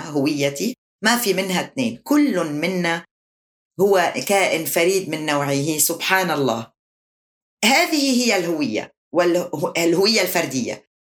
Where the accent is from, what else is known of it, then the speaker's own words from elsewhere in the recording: Lebanon; هي انتماءاتي أنا لبنانية أنا عربية